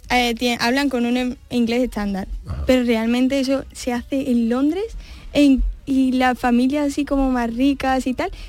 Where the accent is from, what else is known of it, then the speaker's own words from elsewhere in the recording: Spain; ellos nota que no soy de ahí, pero no saben que soy española.